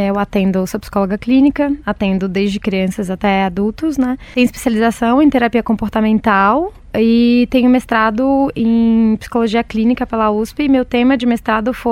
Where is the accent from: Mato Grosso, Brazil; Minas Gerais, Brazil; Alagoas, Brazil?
Minas Gerais, Brazil; Belo Horizonte; moved away as an adult; now in São Paulo, Brazil; eu sou de Minas, sou mineira, sou de Belo Horizonte, né? É uma cidade grande, é, mas é uma roça grande, como a gente gosta de falar lá, né? vindo da tradicional família mineira